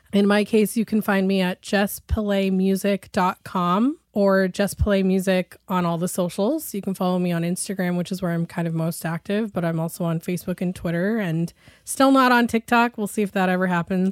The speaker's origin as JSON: {"language": "English", "town": "Shoreline", "region": "Washington", "country": "United States", "tie": "born or raised there", "said": "So I grew up in Shoreline, which used to be part of North Seattle, but then became its own little city"}